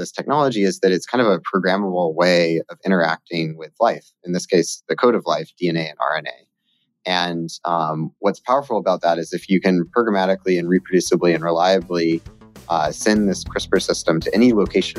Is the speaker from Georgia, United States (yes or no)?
yes; Georgia, United States; moved away as an adult; Yeah, so, well, I was originally from Georgia, although I don't have the accent.